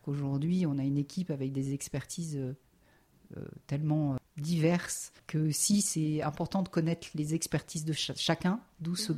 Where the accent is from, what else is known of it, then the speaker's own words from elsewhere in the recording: Lyon, Auvergne-Rhône-Alpes, France; moved away as an adult; also born or lived in Nantes; now in Lille, France; c'est pas le Lyon de ma jeunesse